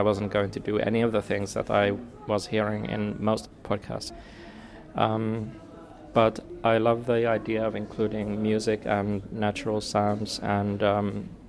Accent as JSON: {"language": "English", "country": "Finland", "tie": "born or raised there", "also_born_or_lived": "Paris / Sidcup", "said": "I was born in Finland, have lived most of my life in Finland"}